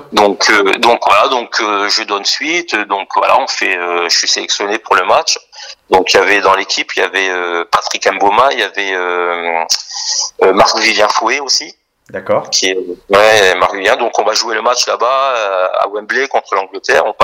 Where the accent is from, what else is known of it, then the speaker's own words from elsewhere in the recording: Strasbourg, Grand Est, France; moi j'ai la nationalité française puisque je suis né à Strasbourg et donc j'ai pas la nationalité camerounaise.